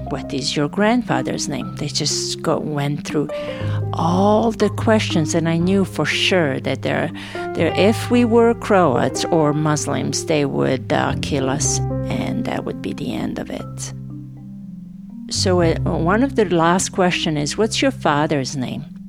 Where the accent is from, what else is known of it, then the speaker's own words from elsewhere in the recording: Novi Sad, Vojvodina, Serbia; moved away as an adult; also born or lived in Sarajevo, Bosnia and Herzegovina; I am from Novi Sad. I'm going home.